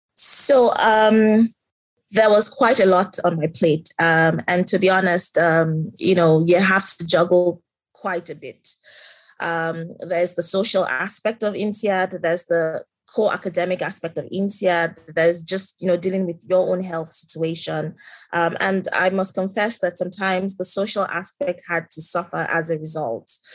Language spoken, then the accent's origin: English; Nigeria; moved away as an adult; I am from Nigeria. Um, I have lived and worked in Nigeria for most of my career